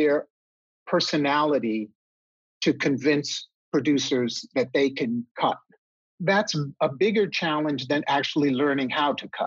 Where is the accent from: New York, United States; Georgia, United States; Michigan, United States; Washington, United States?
New York, United States; New York City; moved away as an adult; also born or lived in San Diego; I grew up in New York City. I have three brothers. My parents raised us up in the Bronx